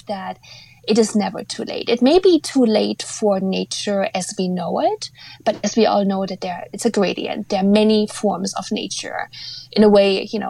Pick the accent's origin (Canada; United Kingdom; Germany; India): Germany; Eastern Germany, East Germany; now in North America; I was raised in Eastern Germany, so I think I can officially say that the country I was born in no longer exists